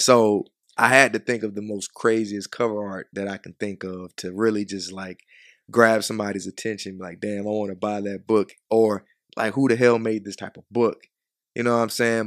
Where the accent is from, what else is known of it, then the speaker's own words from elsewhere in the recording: Chicago, Illinois, United States; moved away; also born or lived in Georgia; I was raised in Chicago